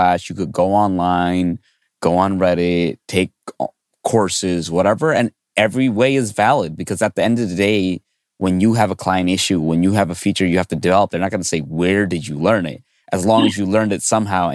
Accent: New York City, New York, United States; I grew up in New York City

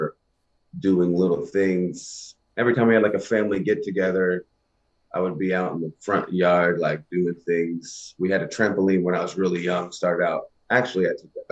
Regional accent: Kentucky, United States; growing up in the country where I grew up in Kentucky

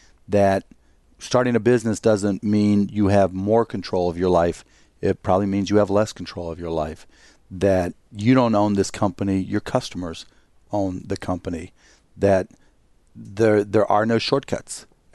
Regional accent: Pittsburgh, Pennsylvania, United States; Pittsburgh, Pennsylvania.

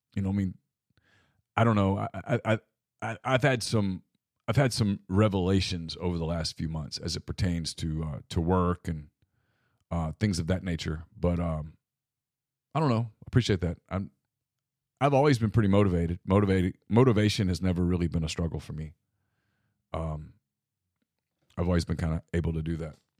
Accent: Ruston, Louisiana, United States; moved away; also born or lived in Mobile, Alabama; when I was a boy growing up in Ruston

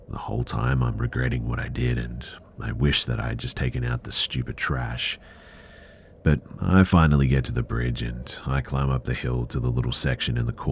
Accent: Providence, Rhode Island, United States; just a bit of quick backstory. I grew up in Providence, RI, and everyone who's lived

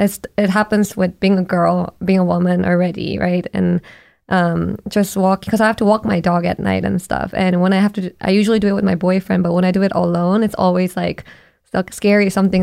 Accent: South Korea; When I was growing up in Korea, I didn't know anyone who talked about a therapist

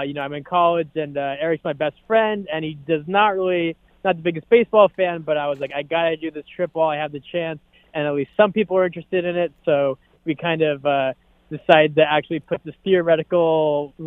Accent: Boston, Massachusetts, United States; growing up in Boston, Fenway

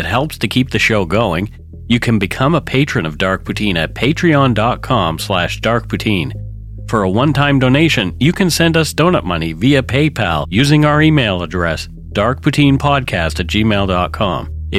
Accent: Nova Scotia, Canada; accent: Nova Scotia; My Nova Scotia accent changed over the years, too.

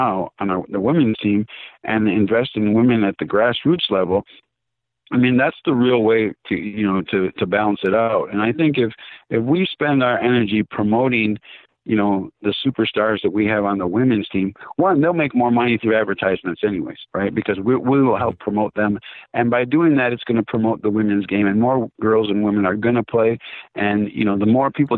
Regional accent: Minnesota, United States; I'm a kid from Minnesota that's played indoor soccer, USL soccer

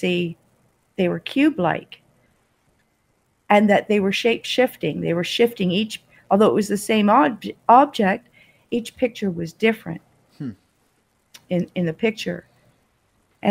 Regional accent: Toronto, Ontario, Canada; also born or lived in Australia; now in Kingston, Canada; I'm originally from Toronto

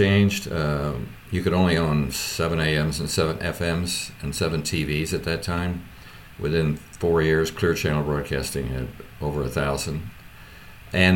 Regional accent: Richmond, Indiana, United States

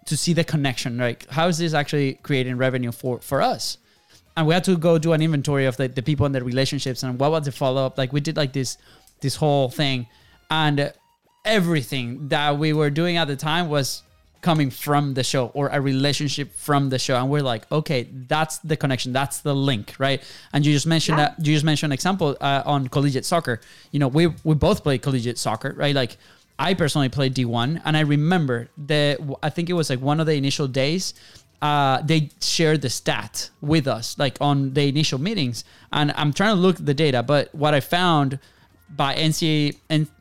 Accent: Venezuela; now in United States; we're foreign. We're from Venezuela.

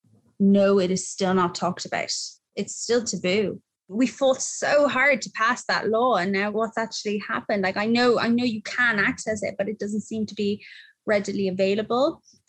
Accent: Ireland; moved away as an adult; I was raised Church of Ireland. I think as an Irish woman

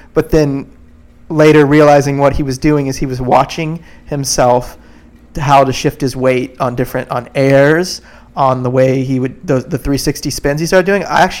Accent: Florida, United States; I grew up here in Florida making surf movies.

